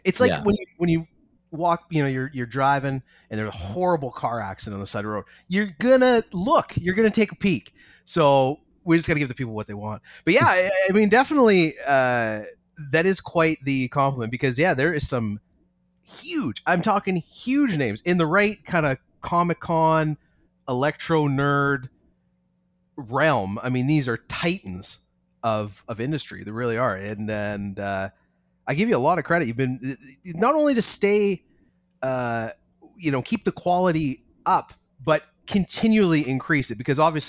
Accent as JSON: {"language": "English", "region": "British Columbia", "country": "Canada", "said": "I'm a mechanic from Canada, Northern Canada, BC"}